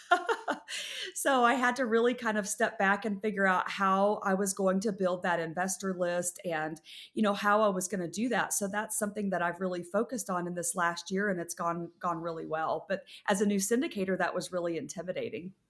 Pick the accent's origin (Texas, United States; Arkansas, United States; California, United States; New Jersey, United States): Texas, United States; West; I grew up in West Texas